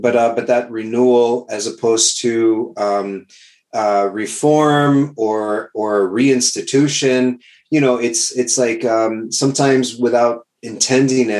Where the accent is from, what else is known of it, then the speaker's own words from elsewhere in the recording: South Texas, United States; moved away as an adult; also born or lived in New Jersey; I'm originally from Texas